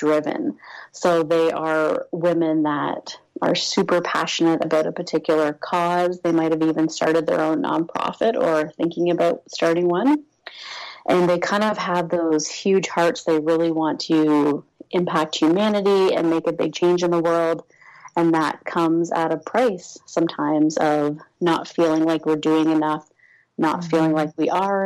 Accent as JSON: {"language": "English", "area": "Toronto area", "region": "Ontario", "country": "Canada", "tie": "born or raised there", "said": "I grew up in this area. I live in Toronto."}